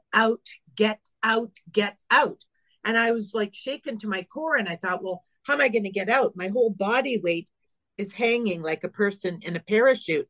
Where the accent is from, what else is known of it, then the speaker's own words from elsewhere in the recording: Northern Ontario, Canada; also born or lived in Lake Superior; now in Palm Desert, United States; I grew up in Northern Ontario